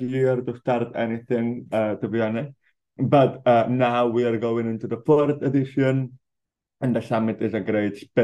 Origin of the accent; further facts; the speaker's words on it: Barcelona, Catalonia, Spain; now in Los Angeles, United States; born and raised in Barcelona